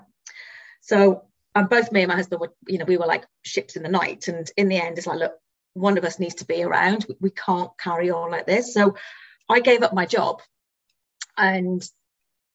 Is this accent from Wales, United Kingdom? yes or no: yes; Wales, United Kingdom; now in Reading, United Kingdom; Now, I'm from Wales originally.